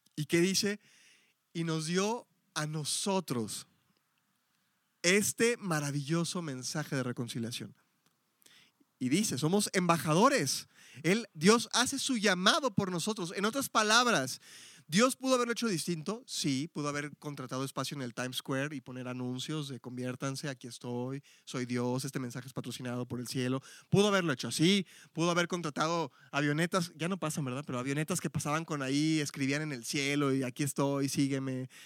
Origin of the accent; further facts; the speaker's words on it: Mexico City, Mexico; now in Guadalajara, Mexico; Yo soy Ciudad de México